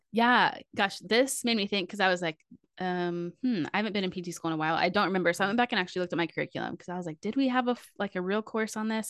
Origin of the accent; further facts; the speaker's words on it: Fort Worth, Texas, United States; I grew up in Fort Worth, Texas